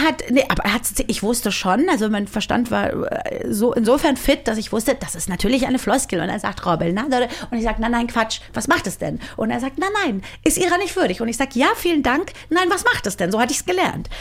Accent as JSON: {"language": "German", "country": "Germany", "tie": "born or raised there", "said": "ich bin ja nun mal in Deutschland aufgewachsen"}